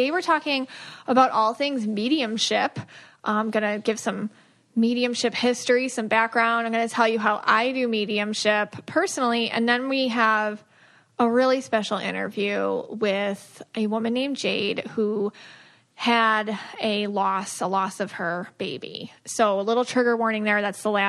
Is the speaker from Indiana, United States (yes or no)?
no; near Lily Dale, New York, United States; we grew up near Lilydale, New York, and that's a spiritualist community